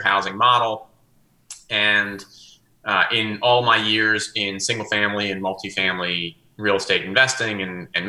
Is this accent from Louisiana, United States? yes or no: yes; New Orleans, Louisiana, United States; moved away as an adult; now in Atlanta, United States; I was born and bred in New Orleans, so I'm still a Saints fan, even though I've been in Atlanta more than 20 years now